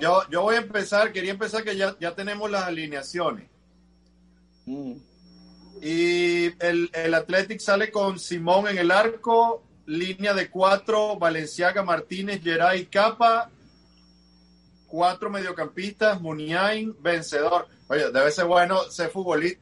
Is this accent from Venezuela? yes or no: yes; Venezuela; now in Sochi, Russia; somos los cuatro de Venezuela